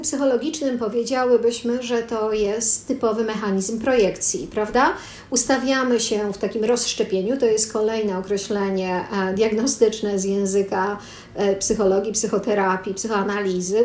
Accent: Poland; urodziłam się w Polsce

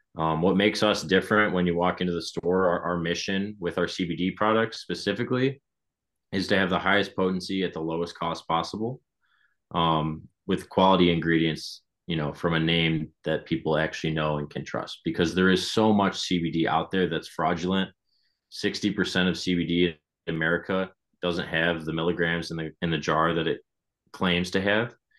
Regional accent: Michigan, United States; we're from Michigan. We started in Michigan

